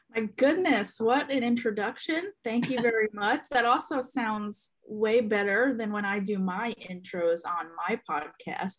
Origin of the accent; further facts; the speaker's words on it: central New Jersey, United States; moved away as an adult; also born or lived in Charlotte area, North Carolina; now in Charlotte, United States; I am originally from New Jersey, born and raised in uh, central New Jersey